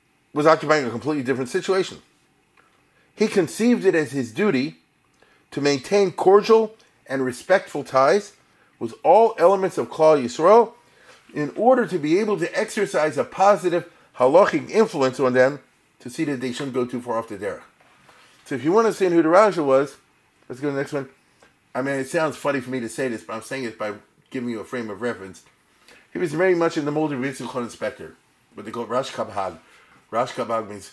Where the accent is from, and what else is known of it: Baltimore, Maryland, United States; born or raised there